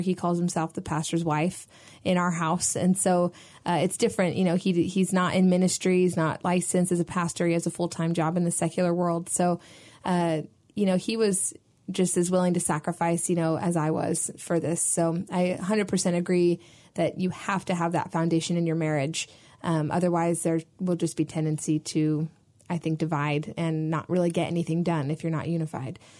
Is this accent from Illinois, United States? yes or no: no; Sacramento, California, United States; I grew up in Sacramento, so my entire family and community was there.